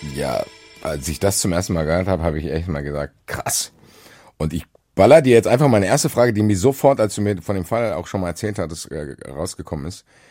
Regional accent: Frankfurt, Hesse, Germany; ich bin Frankfurter

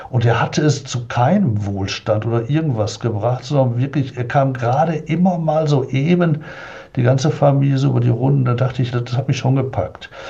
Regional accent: Oberhausen, North Rhine-Westphalia, Germany; in Oberhausen, bin ich aufgewachsen im Ruhrgebiet

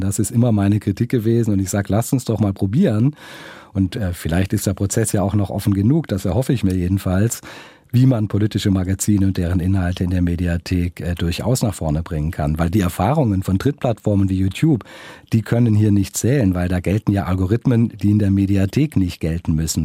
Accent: Filder, near Stuttgart, Baden-Württemberg, Germany; also born or lived in Esslingen / Neckar valley; Geboren bin ich in Esslingen, also mhm. und aufgewachsen bin ich auf den Fildern, also vor den Toren Stuttgarts und dann im Neckartal

